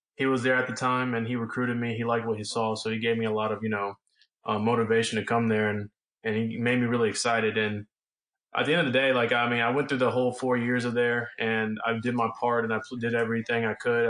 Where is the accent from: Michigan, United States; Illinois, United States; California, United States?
California, United States; Los Angeles; I was born in Los Angeles